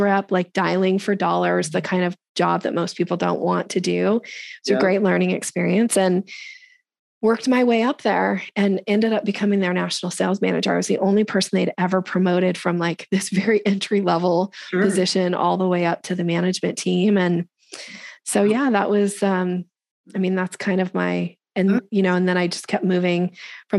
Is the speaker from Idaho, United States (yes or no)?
yes; Boise, Idaho, United States; moved away as an adult; also born or lived in Seattle area, Washington; I grew up in Boise, Idaho.